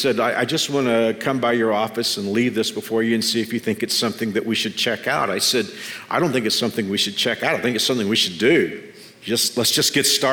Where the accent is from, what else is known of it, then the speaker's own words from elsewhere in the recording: Texas, United States; grew up in the same community I grew up in Texas